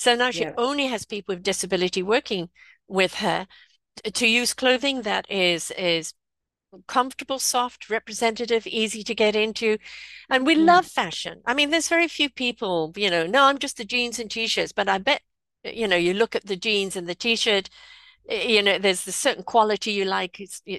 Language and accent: English; South Africa; now in United States; But I came from South Africa, which, you know, hot countries, right?